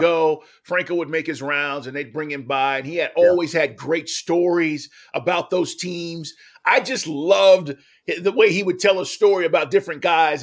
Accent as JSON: {"language": "English", "region": "Texas", "country": "United States", "tie": "born or raised there", "said": "as a kid, you know, growing up, uh, I'm from Texas"}